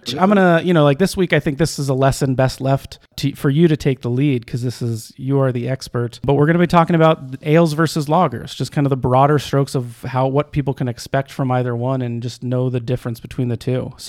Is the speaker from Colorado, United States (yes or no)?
no; Phoenix, Arizona, United States; moved away; I'm from Phoenix originally.